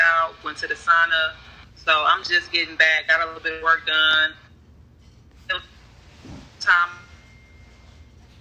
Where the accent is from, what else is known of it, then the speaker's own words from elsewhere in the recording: Cleveland, Ohio, United States; moved away as an adult; now in Atlanta, United States; I'm from Cleveland, Ohio. I moved to Atlanta 11 years ago.